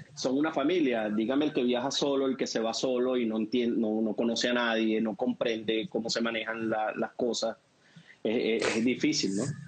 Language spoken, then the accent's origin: Spanish; Venezuela; como venezolanos